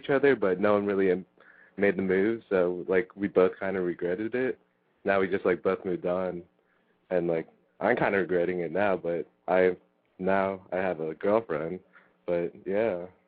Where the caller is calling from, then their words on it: Palm Beach, Florida, United States; Dang, I called like a long time ago, but … from Palm Beach.